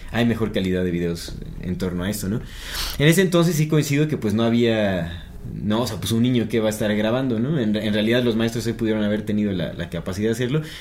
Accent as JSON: {"language": "Spanish", "region": "Querétaro", "country": "Mexico", "said": "soy de Querétaro y mi escuela estaba cerca a los arcos, cerca de los arcos. Los arcos están bien chidos."}